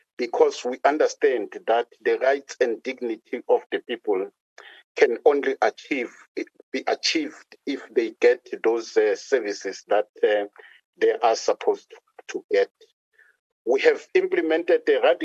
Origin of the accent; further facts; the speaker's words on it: Mpumalanga, South Africa; I am from Mpumalanga